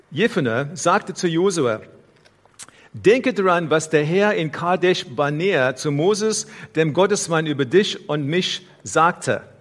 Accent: South Africa; Hier in unserer Versammlung heute gibt es Menschen aus verschiedenen Ländern. Ich bin in Südafrika aufgewachsen und so weiter.

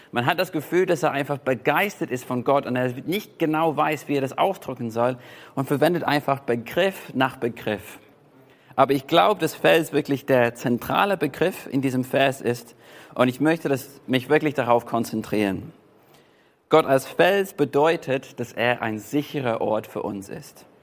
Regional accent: England, United Kingdom; und es gibt auch aus meiner Heimat, gibt zum Beispiel die White Cliffs of Dover oder die Weiße Klippen in Dover.

